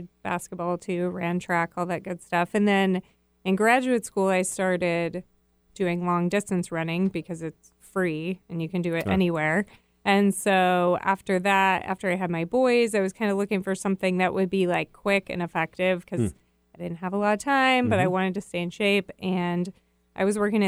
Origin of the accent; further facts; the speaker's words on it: Northwest Montana, United States; I grew up in Northwest Montana